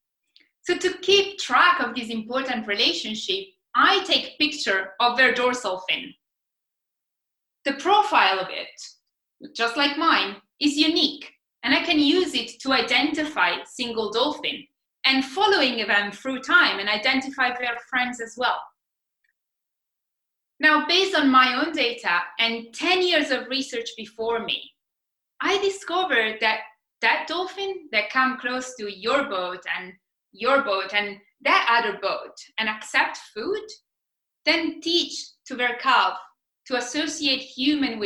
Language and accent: English; Italy; now in Australia; I'm Italian. We are all about the food.